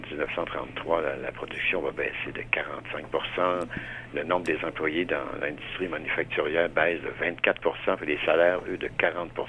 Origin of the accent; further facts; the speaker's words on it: Quebec, Canada; moved away; Nous, quand on a déménagé, par exemple, de la Gaspésie euh, euh, pour s'en venir dans, la région de Montréal